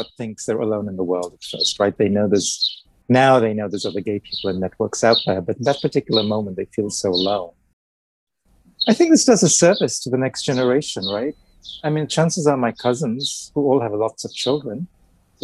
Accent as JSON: {"language": "English", "country": "India", "also_born_or_lived": "England", "moved": "yes", "said": "I'm originally from India, so I have family in India and Pakistan who are quite conservative"}